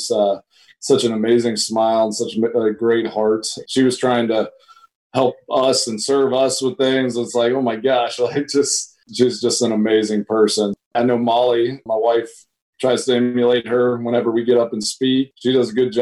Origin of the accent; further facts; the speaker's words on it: Georgetown, United States; now in Green Bay, United States; My mom runs a non-for-profit in my hometown in Georgetown